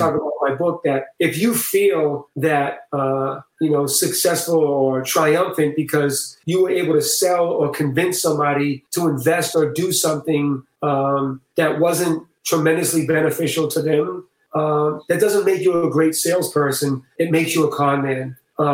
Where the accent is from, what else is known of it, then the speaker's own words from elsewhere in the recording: Boston, Massachusetts, United States; I'm from Boston, man, so I'm very matter of fact and to the point